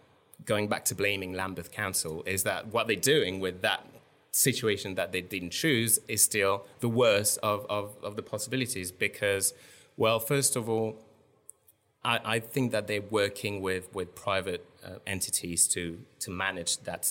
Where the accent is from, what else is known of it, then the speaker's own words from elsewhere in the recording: Strasbourg, Grand Est, France; I grew up in France, in Strasbourg, which is in France quite notorious for having completely embraced the pedestrianization of the entire city center